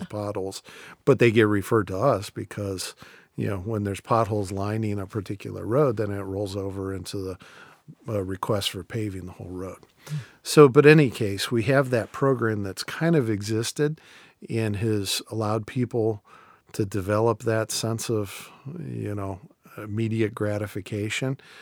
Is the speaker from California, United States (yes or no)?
no; Canton, Ohio, United States; Canton's a great place to do it 'cause it's my hometown